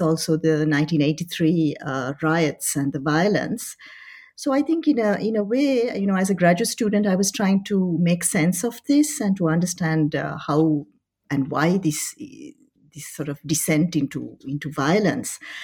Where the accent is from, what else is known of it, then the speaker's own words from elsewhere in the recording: Paris, Île-de-France, France; moved away as an adult; also born or lived in Colombo, Sri Lanka / Oxford, United Kingdom; I was I was born in Colombo during a holiday of my parents. Uh, by the time they had moved to to Paris. Uh, so I studied in Paris. Uh, I was there for 21 years